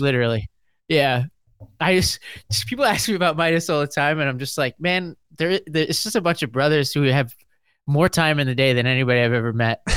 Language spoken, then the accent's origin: English; New York, United States; I'm a New Yorker in the South